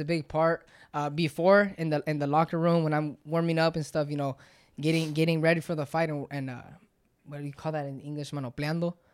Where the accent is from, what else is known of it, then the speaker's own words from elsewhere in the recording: San Luis, Arizona, United States; we're from San Luis and it's not that really big of a, a place, nobody knows where San Luis is